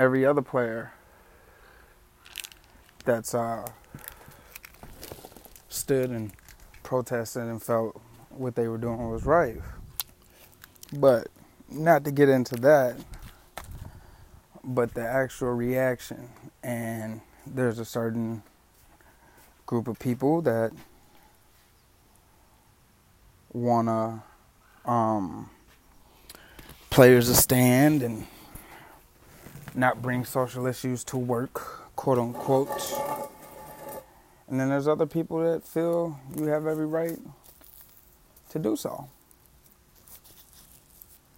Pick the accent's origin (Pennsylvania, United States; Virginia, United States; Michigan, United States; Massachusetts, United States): Michigan, United States; Detroit; now in Los Angeles, United States; I grew up in Detroit